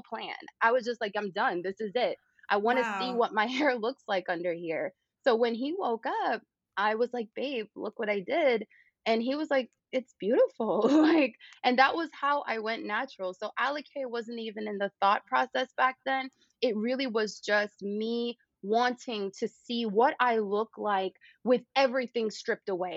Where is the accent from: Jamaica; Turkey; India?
Jamaica; moved away; when I was growing up in Jamaica with my grandmother, Yaya